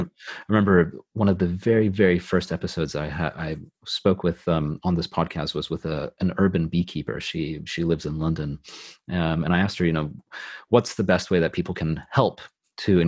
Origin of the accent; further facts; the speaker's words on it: California, United States; also born or lived in Los Angeles / San Francisco Bay Area; now in United Kingdom; I'm from California. I've lived both in Los Angeles and uh, the Bay Area near San Francisco